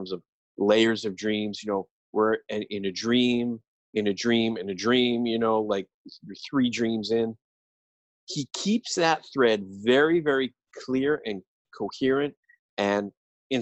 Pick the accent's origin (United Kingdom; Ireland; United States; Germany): Ireland; I'm an Irishman